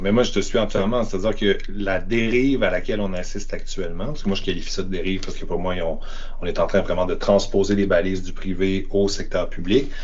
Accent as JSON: {"language": "French", "town": "Quebec City", "region": "Quebec", "country": "Canada", "said": "je viens de Québec"}